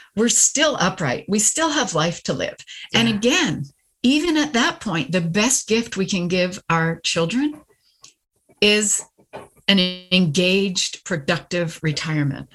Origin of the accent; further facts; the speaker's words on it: Canada; moved away; my husband retired and I'm Canadian. So we repatriated back to Canada